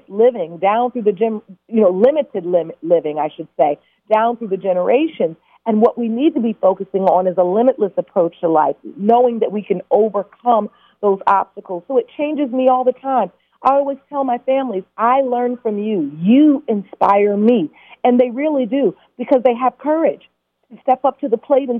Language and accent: English; Detroit, Michigan, United States; I'm from Detroit, Chicago